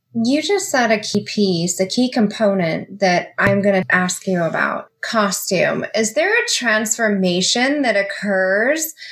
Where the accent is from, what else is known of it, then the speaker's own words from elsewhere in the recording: Las Vegas, Nevada, United States; moved away; I'm from Las Vegas. I lived in Las Vegas for 19 years